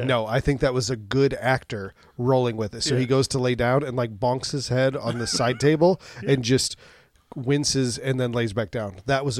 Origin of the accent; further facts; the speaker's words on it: United States; Because I'm American.